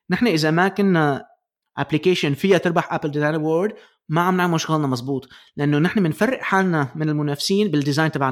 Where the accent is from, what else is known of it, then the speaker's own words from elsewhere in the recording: Palestine; انا انا فلسطيني